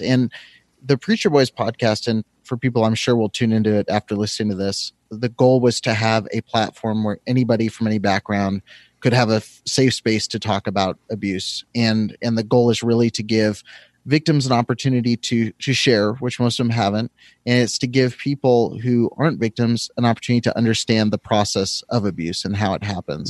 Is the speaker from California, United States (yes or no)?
yes; California, United States; I'm from California